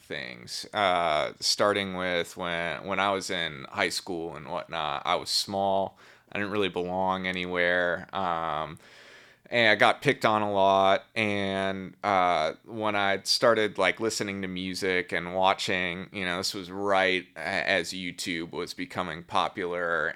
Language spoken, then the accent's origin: English; Milwaukee, Wisconsin, United States; I grew up in Milwaukee, Wisconsin, a suburb